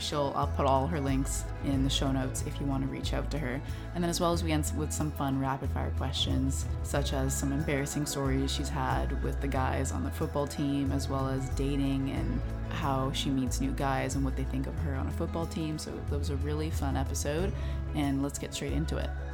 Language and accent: English; Vancouver, British Columbia, Canada; I'm from Vancouver, Canada